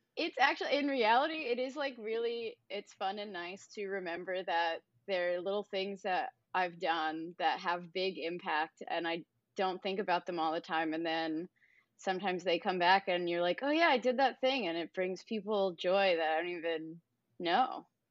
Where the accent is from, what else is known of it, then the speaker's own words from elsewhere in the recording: New Jersey, United States; my, uh, apartment complex that I grew up in in New Jersey